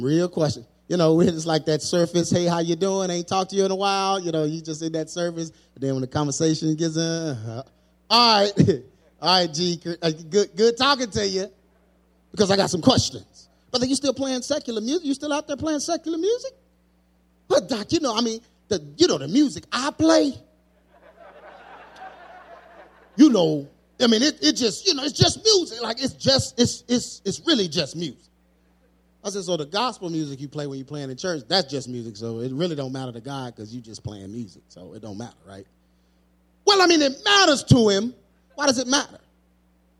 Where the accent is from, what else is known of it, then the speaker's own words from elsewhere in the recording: United States; I'm an American